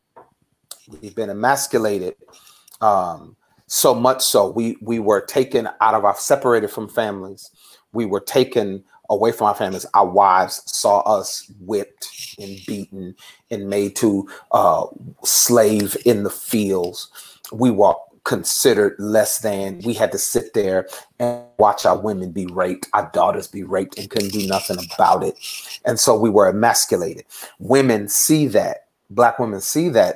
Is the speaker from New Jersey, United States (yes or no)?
yes; Newark, New Jersey, United States; moved away as an adult; now in Texas, United States; I'm originally from Newark, New Jersey. And growing up in Newark, New Jersey